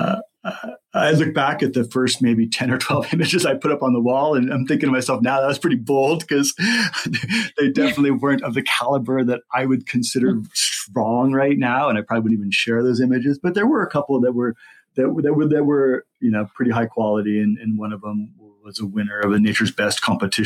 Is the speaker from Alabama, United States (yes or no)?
no; Southern California, United States; now in Groveland, United States; I grew up in Southern California